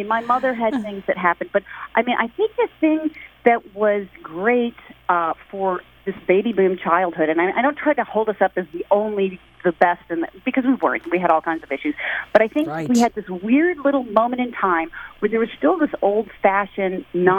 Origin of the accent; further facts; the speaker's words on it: Midwest, United States; also born or lived in New York / Michigan / Minnesota / Ohio; I grew up mostly in the Midwest. I was born in New York, but I lived in Michigan, Minnesota, Ohio, and Illinois.